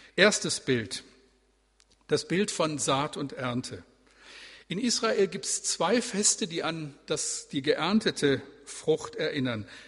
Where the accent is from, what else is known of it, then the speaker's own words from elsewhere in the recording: Bremen, Germany; Also wir leben hier, aber äh, wir sind Bremer